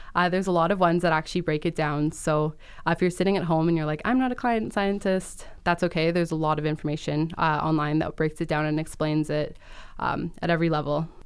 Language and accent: English; Peel Region, Ontario, Canada; my hometown in Peel Region